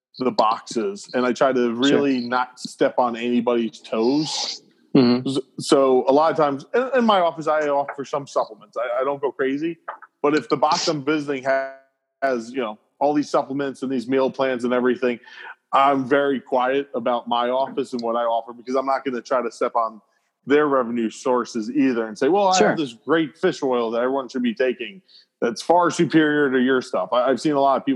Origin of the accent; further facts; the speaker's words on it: New York, United States; also born or lived in Atlanta; I practice where I grew up in New York